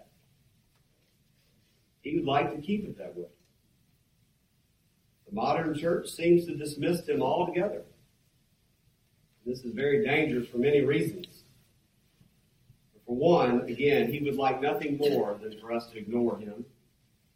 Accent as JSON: {"language": "English", "region": "Mississippi", "country": "United States", "moved": "yes", "said": "I'm from Mississippi, where we got lots of farmers and other type people."}